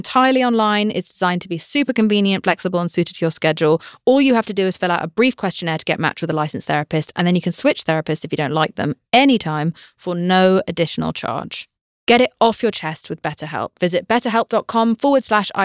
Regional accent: United Kingdom; I'm British

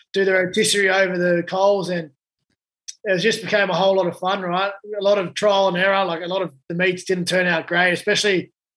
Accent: Blacktown, New South Wales, Australia; I grew up in Blacktown

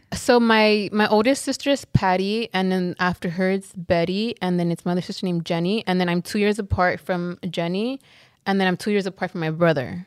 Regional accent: Los Angeles, California, United States; we grew up in South Central, like, our whole lives

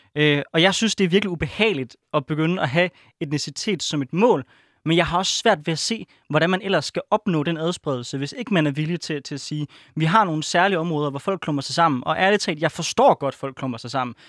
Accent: Aarhus, Central Denmark Region, Denmark; jeg kommer fra Aarhus

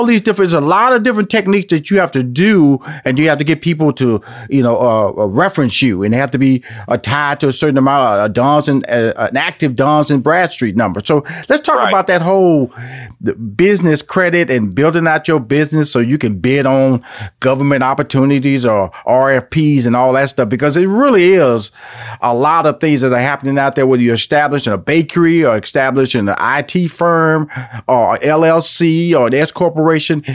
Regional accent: Houston, Texas, United States; now in Atlanta, United States; I'm, a Texas boy, so I was born and raised in Houston.

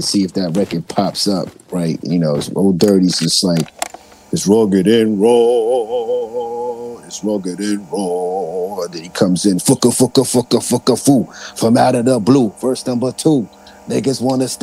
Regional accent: New York City, New York, United States; I'm from Staten Island, so I'm from Shaolin

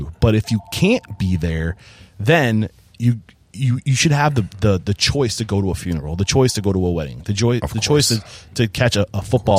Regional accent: New England, United States; I'm from New England.

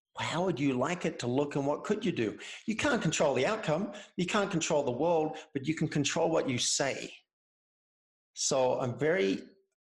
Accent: Cessnock, New South Wales, Australia; moved away as an adult; now in Boulder, United States; I'm from Cessnock, which is near Newcastle, which is near Sydney

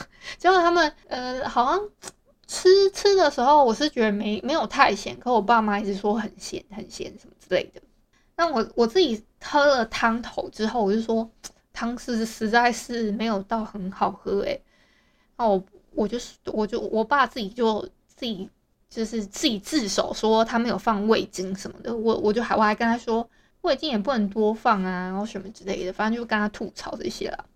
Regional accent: Hualien County, Taiwan; 因为我是花莲人嘛

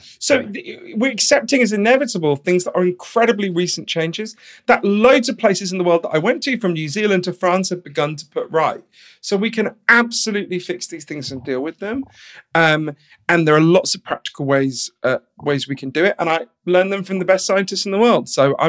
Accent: London, United Kingdom; So I grew up in London, in a kind of middle-class suburb of London.

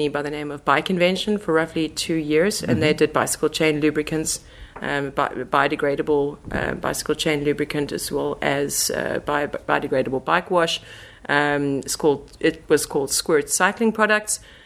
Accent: South Africa; moved away as an adult; now in Netherlands; I am proudly South African and moved to the Netherlands roughly 3.5 years ago

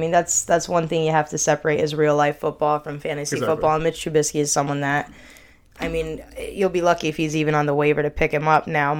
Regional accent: Philadelphia, Pennsylvania, United States; I'm actually from the Philadelphia area

